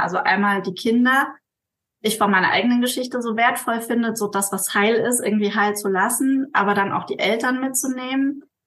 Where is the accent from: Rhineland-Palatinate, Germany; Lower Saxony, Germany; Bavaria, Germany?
Rhineland-Palatinate, Germany; Mainz; ich komme aus Mainz, also aus Deutschland